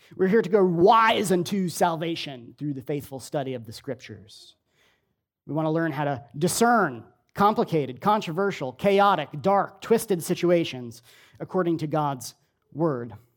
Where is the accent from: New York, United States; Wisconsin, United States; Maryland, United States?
New York, United States; Long Island; I grew up on Long Island in New York